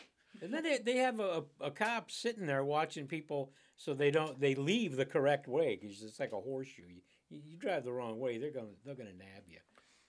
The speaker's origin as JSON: {"language": "English", "town": "Cleveland", "region": "Ohio", "country": "United States", "tie": "born or raised there", "moved": "yes", "lives_now": "Phoenix, United States", "said": "I've never read in my hometown."}